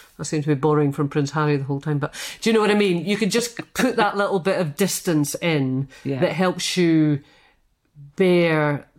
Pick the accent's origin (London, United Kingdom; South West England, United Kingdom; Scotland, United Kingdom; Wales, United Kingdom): Scotland, United Kingdom; And I think a lot of that is to do with being Scottish